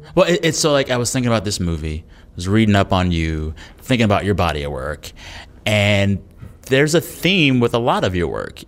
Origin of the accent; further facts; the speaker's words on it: San Antonio, Texas, United States; moved away; I first heard N P R on K S T X, my hometown station in San Antonio